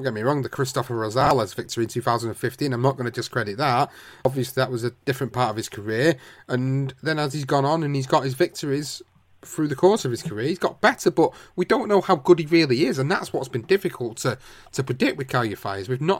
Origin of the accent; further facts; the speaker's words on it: United Kingdom; as British fans